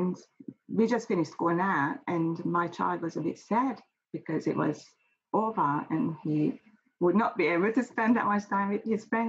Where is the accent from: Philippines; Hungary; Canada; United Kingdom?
Hungary; now in Australia; You can't really compare.